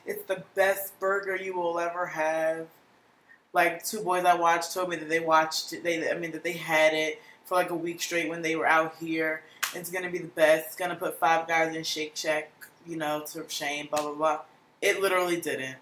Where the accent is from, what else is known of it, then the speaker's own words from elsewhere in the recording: New Jersey, United States; I'm from Jersey